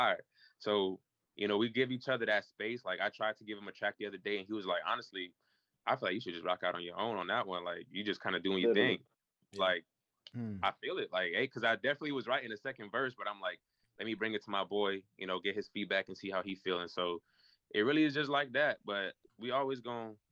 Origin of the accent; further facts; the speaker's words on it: New York City, New York, United States; I'm from Queens